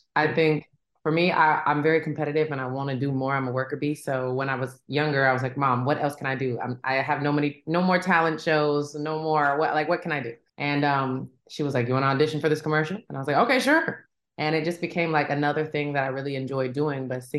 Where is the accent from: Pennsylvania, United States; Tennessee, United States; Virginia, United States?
Tennessee, United States; I'm from Tennessee.